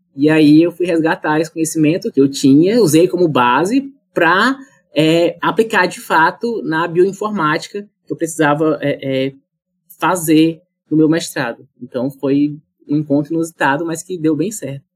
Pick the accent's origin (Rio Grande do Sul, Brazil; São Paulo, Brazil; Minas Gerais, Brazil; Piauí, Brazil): Piauí, Brazil; Monte Alegre do Piauí; also born or lived in Goiás / Ribeirão Preto; now in New Haven, United States; Eu sou natural do estado do Piauí